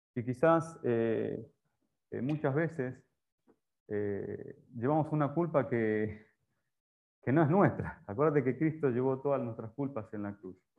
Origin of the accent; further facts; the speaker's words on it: Rosario, Santa Fe, Argentina; moved away as an adult; also born or lived in Paraguay; now in Panama; la tierra de Messi, soy de Rosario, ahí.